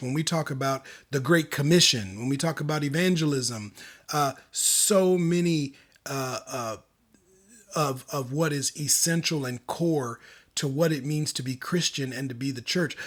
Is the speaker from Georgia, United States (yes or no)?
no; Minneapolis, Minnesota, United States; now in Sacramento, United States; Born and raised in Minneapolis, specifically, uh, the South Side of Minneapolis